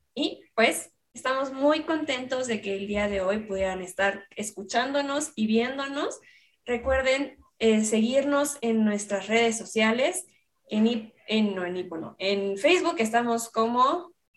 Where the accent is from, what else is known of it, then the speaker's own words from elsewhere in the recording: Mexico; los mexicanos tenemos